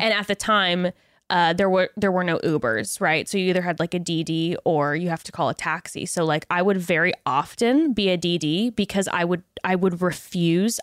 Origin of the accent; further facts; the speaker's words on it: West Coast, United States; born and raised on the West Coast